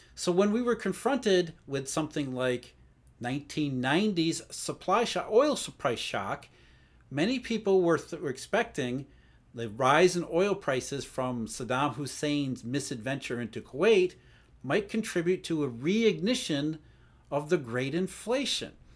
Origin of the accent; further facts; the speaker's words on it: Rust Belt, United States; I grew up in the Rust Belt, so I saw the downside of globalization